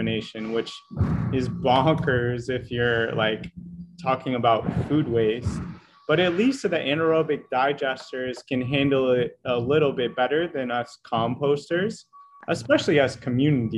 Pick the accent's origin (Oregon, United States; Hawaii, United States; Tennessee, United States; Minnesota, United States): Oregon, United States; Portland; my hometown, Portland, Oregon